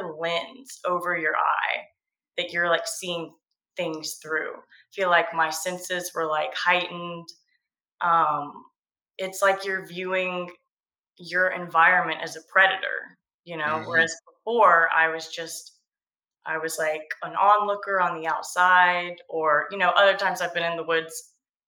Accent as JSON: {"language": "English", "region": "Georgia coast", "country": "United States", "tie": "born or raised there", "said": "I grew up on the Georgia coast"}